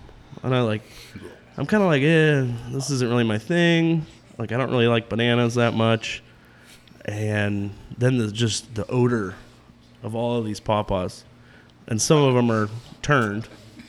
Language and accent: English; Aurora, Illinois, United States; I grew up in Aurora.